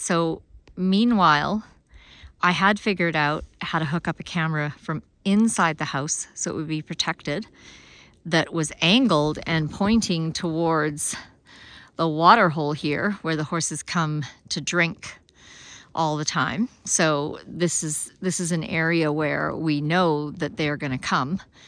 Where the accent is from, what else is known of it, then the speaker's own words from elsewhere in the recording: Alberta, Canada; moved away; also born or lived in Africa; I grew up in Alberta. I spent fifteen years of super cold winters down to minus forty.